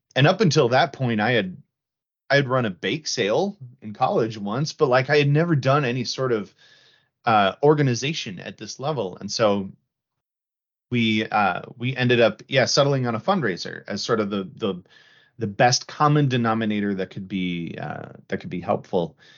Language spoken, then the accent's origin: English; the Midwest, Minnesota, United States; I'm from the Midwest